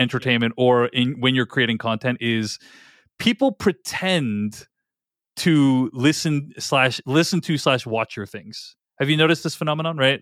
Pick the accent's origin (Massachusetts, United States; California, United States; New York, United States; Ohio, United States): Massachusetts, United States; Boston; now in Seattle, United States; I grew up in Boston